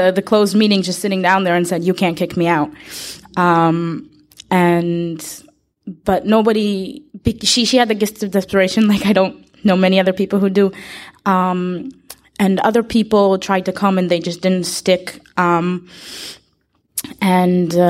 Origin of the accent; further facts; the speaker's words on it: Israel; I'm from Israel